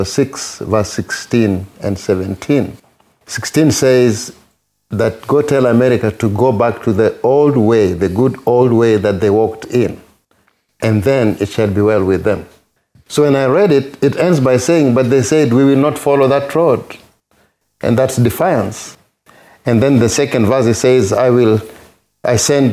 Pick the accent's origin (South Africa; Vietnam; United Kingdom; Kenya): Kenya; moved away as an adult; now in United States; my home country, Kenya